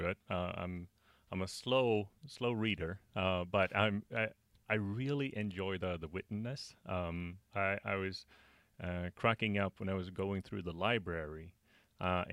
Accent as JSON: {"language": "English", "country": "Sweden", "said": "I'm from Sweden"}